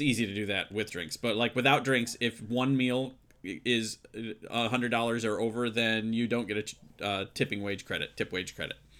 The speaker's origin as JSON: {"language": "English", "region": "Midwest", "country": "United States", "tie": "born or raised there", "said": "I grew up in the Midwest"}